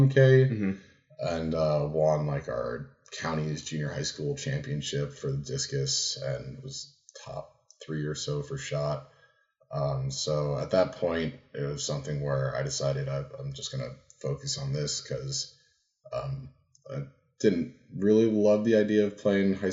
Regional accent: New Jersey, United States; moved away as an adult; now in Leesport, Pennsylvania, United States; I grew up in Jersey, and now I'm in the middle of nowhere, Pennsylvania.

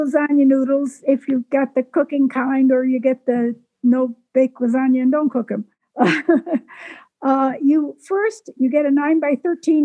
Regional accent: Waynesville, North Carolina, United States; I'm from the mountains of North Carolina, Waynesville, Western North Carolina

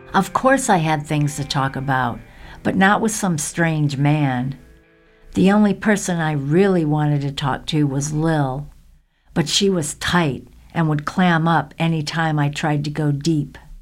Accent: the South, United States; moved away; growing up hippie, surviving the South, and getting the hell out

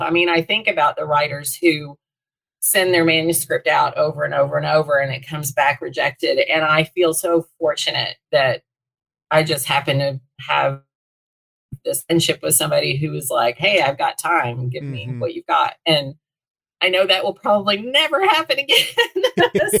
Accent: Little Rock, Arkansas, United States; also born or lived in Texas; I was born in Northwest Arkansas, where I live now, and lived in Little Rock for my first 13 years

